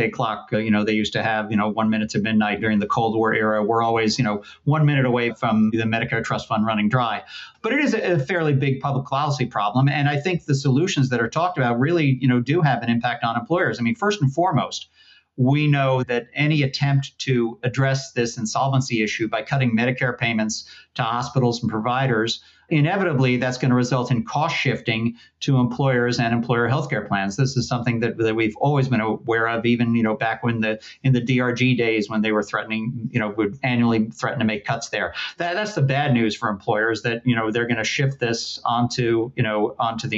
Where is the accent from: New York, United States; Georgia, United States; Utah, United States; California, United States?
New York, United States; Larchmont; When I was a kid growing up in Larchmont, New York